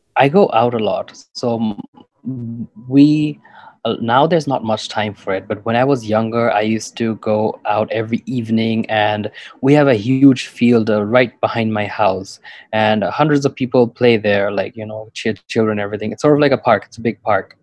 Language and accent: English; Dhaka, Dhaka Division, Bangladesh; I'm from Dhaka, which is the capital city of Bangladesh